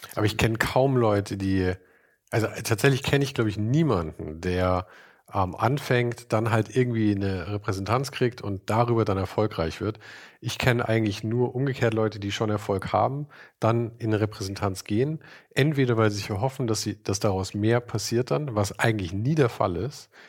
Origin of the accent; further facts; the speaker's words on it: Munich, Bavaria, Germany; Ich komme aus München.